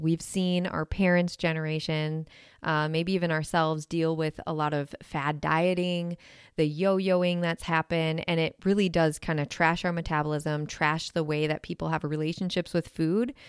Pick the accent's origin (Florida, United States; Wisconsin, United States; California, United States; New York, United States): Wisconsin, United States; I am from Wisconsin